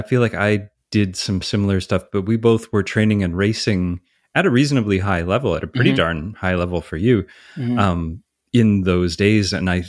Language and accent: English; Canada; as a Canadian, I'm always like, I don't know, is that just mean you ate a lot of hot dogs?